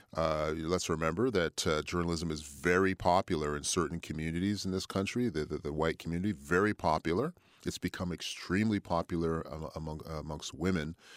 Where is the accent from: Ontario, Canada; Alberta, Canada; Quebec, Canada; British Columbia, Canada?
Quebec, Canada; Montreal; moved away as an adult; also born or lived in Toronto / Ottawa / Fredericton; now in Halifax, Canada; moved back to my hometown of Montreal